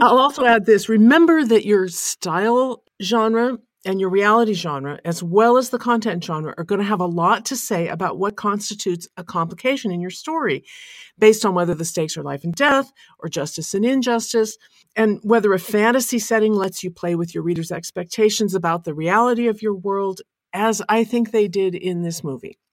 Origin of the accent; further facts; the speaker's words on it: American on the West Coast, United States; as an American on the West Coast in a big city